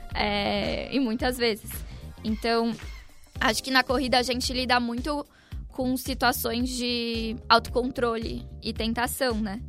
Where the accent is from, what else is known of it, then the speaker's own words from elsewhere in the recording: Santos, São Paulo, Brazil; moved away as an adult; now in São Paulo, Brazil; eu sou de Santos